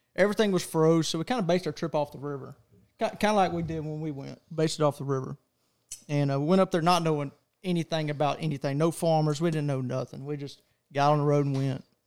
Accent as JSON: {"language": "English", "region": "Texas", "country": "United States", "said": "I'm from Texas"}